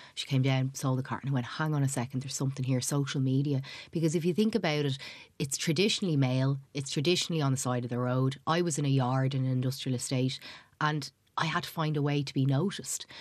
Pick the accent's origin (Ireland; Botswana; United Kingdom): Ireland; Dublin, Leinster; also born or lived in Somalia; I was growing up in Tala